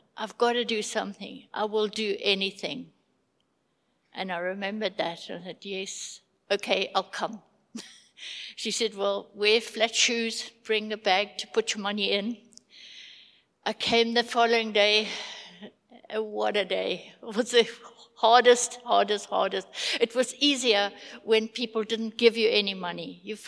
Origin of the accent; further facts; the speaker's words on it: Zimbabwe; moved away as an adult; now in South Africa; We came from Zim with two suitcases and two pennies in our pockets. And we struggled and struggled to find a job, Afrikaans being very low.